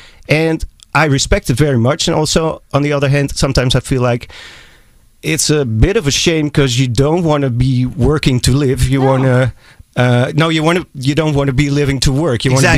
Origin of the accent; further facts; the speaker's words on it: Amsterdam, North Holland, Netherlands; because I'm from Amsterdam, the Netherlands, Europe